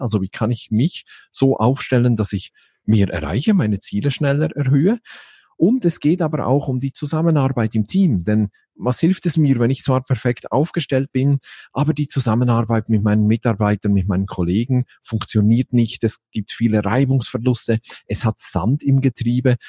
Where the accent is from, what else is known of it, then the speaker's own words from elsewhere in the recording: Basel, Basel-Stadt, Switzerland; bin ich aus der Schweiz, genau genommen aus Basel